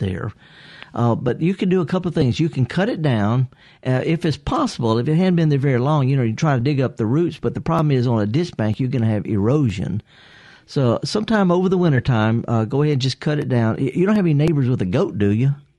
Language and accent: English; the Mississippi Delta, United States; I'm from the Delta